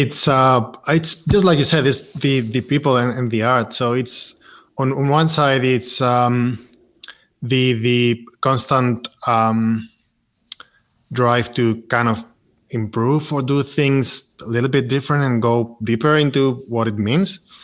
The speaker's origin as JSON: {"language": "English", "town": "Madrid", "region": "Community of Madrid", "country": "Spain", "tie": "born or raised there", "moved": "as an adult", "lives_now": "Barcelona, Spain", "said": "I grew up in Madrid"}